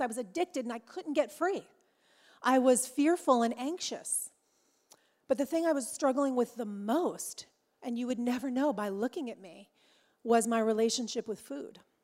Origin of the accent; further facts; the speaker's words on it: Orange County, California, United States; I'm from Orange County, California. Yes, it's much warmer there, y'all. Yeah, it's a little warmer. Uh, I live there with my husband James